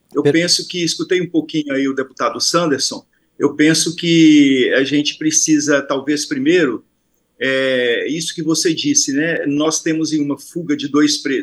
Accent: Rio de Janeiro, Brazil; eu sou do Rio de Janeiro

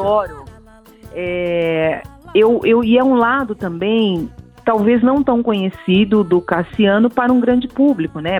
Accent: Brazil; eu sou muito brasileira

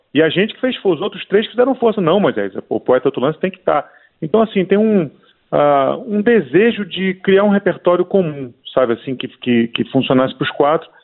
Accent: Brazil; born or raised there

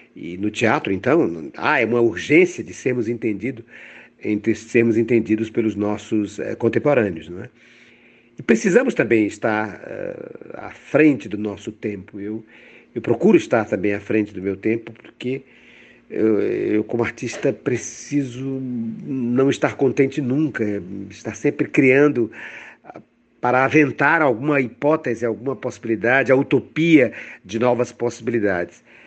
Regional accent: Fortaleza, Ceará, Brazil; eu venho do Ceará, eu venho de Fortaleza

